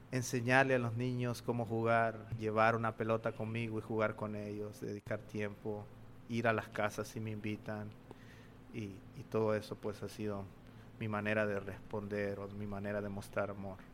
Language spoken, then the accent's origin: Spanish; Honduras; moved away as an adult; now in Birmingham, United States; yo vengo de Honduras y actualmente estoy sirviendo en Birmingham, Alabama, en Estados Unidos